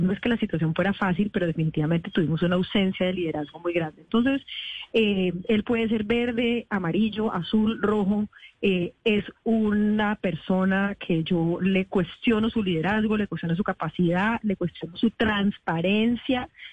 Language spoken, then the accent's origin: Spanish; Cali, Valle del Cauca, Colombia; moved away as an adult; also born or lived in Bogotá; soy caleña